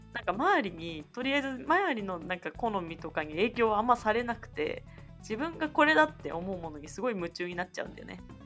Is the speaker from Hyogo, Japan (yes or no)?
no; Nagoya, Aichi, Japan; 名古屋から出たことがないです